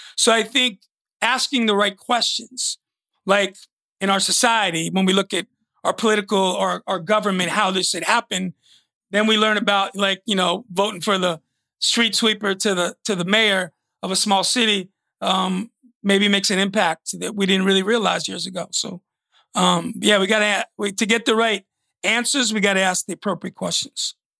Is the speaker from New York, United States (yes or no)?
yes; New York, United States; moved away; also born or lived in Phoenix, Arizona; growing up in New York